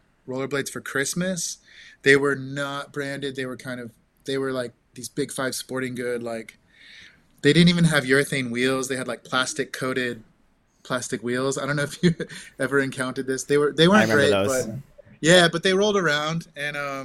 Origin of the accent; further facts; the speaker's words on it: Santa Rosa, California, United States; I grew up in Santa Rosa, so Northern California